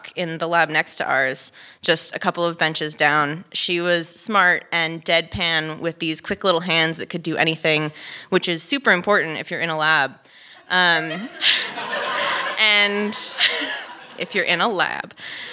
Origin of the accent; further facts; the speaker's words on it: Los Angeles, California, United States; moved away as an adult; also born or lived in Utah; I was from Los Angeles.